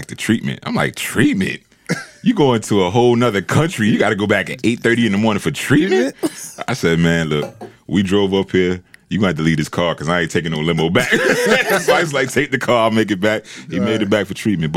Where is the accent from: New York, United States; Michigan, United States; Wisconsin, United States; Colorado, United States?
New York, United States; I'm from New York